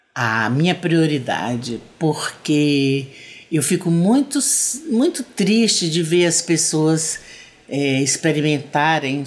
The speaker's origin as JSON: {"language": "Portuguese", "town": "Salvador", "region": "Bahia", "country": "Brazil", "also_born_or_lived": "Goiânia / Pirenópolis", "moved": "yes", "lives_now": "Goiás, Brazil", "said": "eu sou baiana, né? Sou teropolitana de Salvador"}